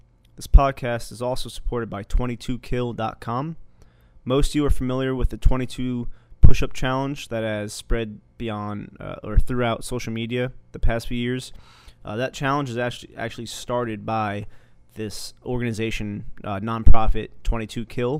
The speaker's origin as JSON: {"language": "English", "town": "Long Branch", "region": "New Jersey", "country": "United States", "tie": "born or raised there", "moved": "yes", "said": "my hometown in New Jersey."}